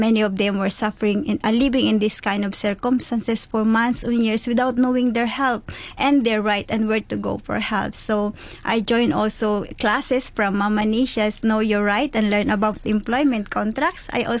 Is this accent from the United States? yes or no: no; Mimaropa, Philippines; moved away as an adult; now in Hong Kong; I am from Palawan in the Philippines. I have currently been working in Hong Kong for 10 years, but before I moved to Hong Kong, I was a preschool teacher in the Philippines.